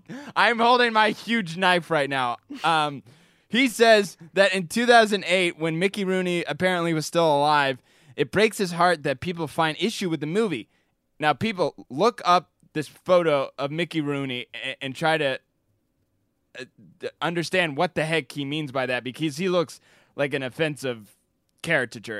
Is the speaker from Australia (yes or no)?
no; United Kingdom; me being British